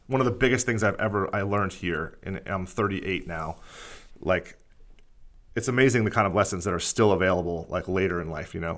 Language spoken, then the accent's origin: English; Bethlehem, Pennsylvania, United States; moved away as an adult; also born or lived in Philadelphia; I was born in Pennsylvania. Um, I grew up in, like, right outside of Philadelphia in a town called Bethlehem